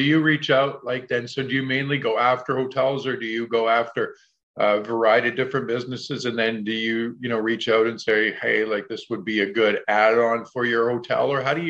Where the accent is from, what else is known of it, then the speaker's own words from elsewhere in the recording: Canada; I'm from Canada, so you probably won't get colder than where we are from.